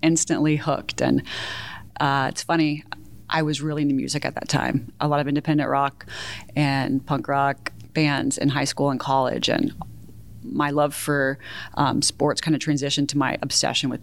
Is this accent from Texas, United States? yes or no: yes; Houston, Texas, United States; moved away as an adult; also born or lived in Chicago / New York; now in Austin, United States; My parents divorced when I was 2, and I grew up in the Houston suburbs